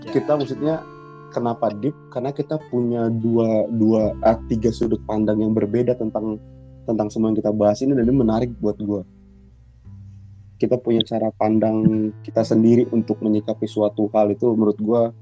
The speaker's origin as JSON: {"language": "Indonesian", "region": "Sumatra", "country": "Indonesia", "moved": "yes", "said": "gua dulu gitu pindah dari Sumatera ke daerah Jawa gini kan punya dua dua background yang jauh berbeda kan"}